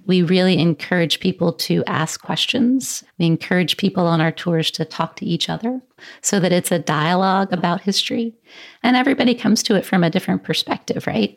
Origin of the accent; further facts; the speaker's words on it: Columbia, South Carolina, United States; I am born and raised in Columbia, South Carolina.